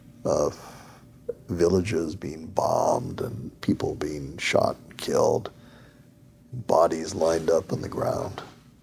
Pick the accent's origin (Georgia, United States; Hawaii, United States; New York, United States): Hawaii, United States; I grew up in Hawaii in the 50s